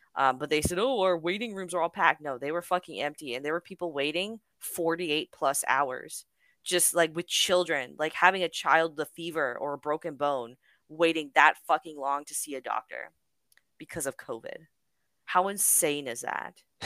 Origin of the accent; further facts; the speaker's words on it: Canada; I am unfortunately a Canadian citizen